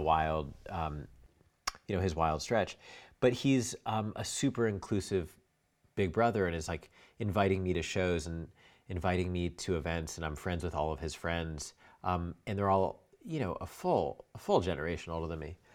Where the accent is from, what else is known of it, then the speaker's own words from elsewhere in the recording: New York, United States; also born or lived in Connecticut / Brooklyn; I was in Manhattan from when I was ten until I went to college